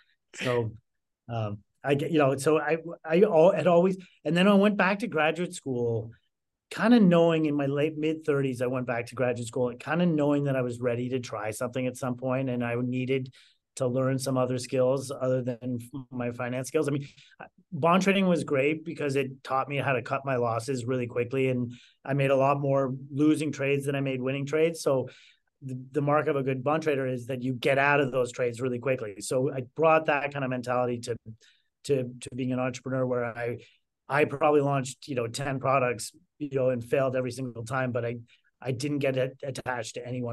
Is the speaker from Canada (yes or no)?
yes; Canada; moved away as an adult; now in Chicago, United States; I moved from Canada to Chicago.